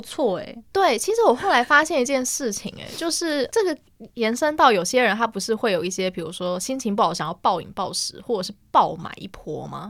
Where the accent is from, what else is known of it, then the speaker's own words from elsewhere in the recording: Yilan County, Taiwan; 我去的时候是去我们宜兰那边的总局寄的